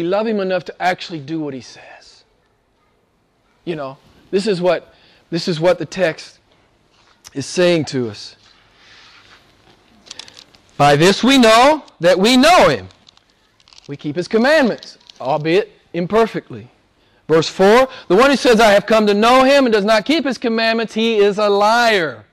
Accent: United States; I'm from America

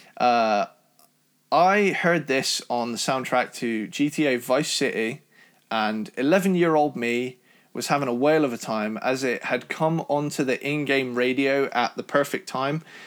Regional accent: Cornwall, South West England, United Kingdom; my family, we're from Cornwall, so we're, we're Cornish. So we're in, like, the proper southwest

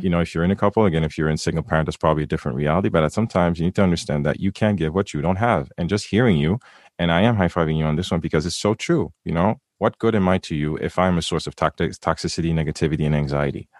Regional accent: Haiti; I'm from the Caribbean, I'm from Haiti

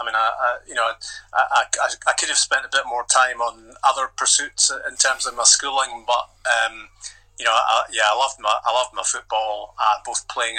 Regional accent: Invergordon, Scotland, United Kingdom; Yeah, I lived in Invergordon. I lived next to what was then the nine-hole golf course.

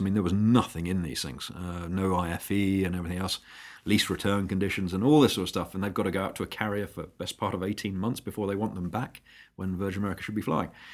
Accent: United Kingdom; also born or lived in San Francisco, United States; as a Brit in the Bay Area, you do stand out a little.

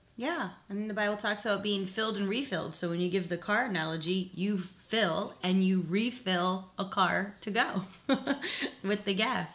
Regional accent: South Florida, United States; moved away as an adult; now in Virginia, United States; I lived in South Florida

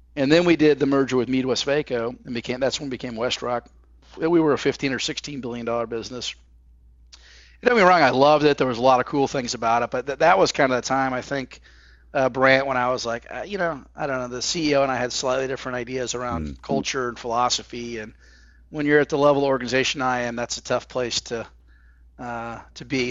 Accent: Fort Wayne, Indiana, United States; also born or lived in Kansas City, Missouri; we moved to Fort Wayne, Indiana when I was about eight years old

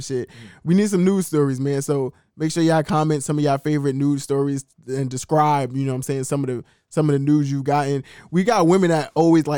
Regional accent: New York, United States; I'm from New York

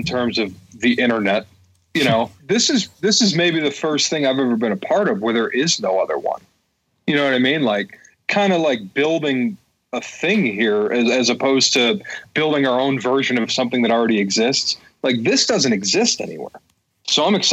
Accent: Downriver, Michigan, United States; also born or lived in Dearborn, Michigan; I am a native Michigander for my entire life to date. I was born in Dearborn and raised downriver and currently reside in Dearborn

